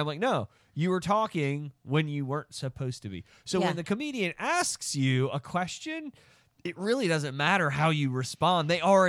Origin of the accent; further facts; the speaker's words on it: Eastern Shore, Maryland, United States; I'm from the Eastern Shore.